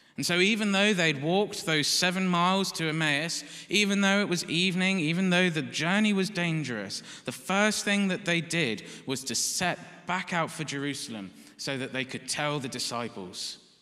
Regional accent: United Kingdom; we're British

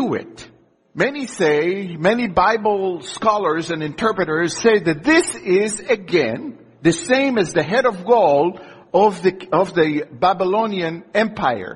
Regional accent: Israel; moved away; I grew up in Israel

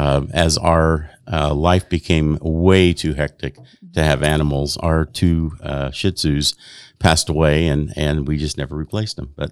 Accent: Chicago, Illinois, United States; born there; I was born in South Chicago.

